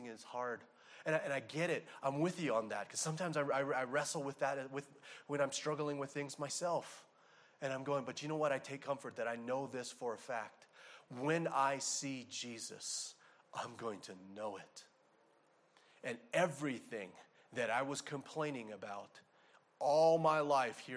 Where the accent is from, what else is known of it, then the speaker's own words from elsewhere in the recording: Arizona, United States; I'm from Arizona